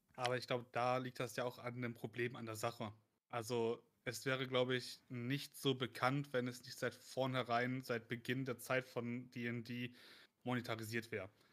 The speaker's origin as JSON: {"language": "German", "country": "Germany", "accent": "German", "said": "mit meinem krassen deutschen Akzent"}